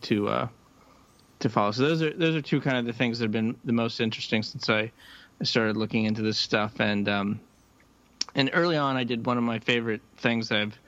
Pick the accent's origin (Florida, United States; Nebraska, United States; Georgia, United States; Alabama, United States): Nebraska, United States; now in Boston, United States; I grew up in Nebraska, and you know, football is kind of a religion there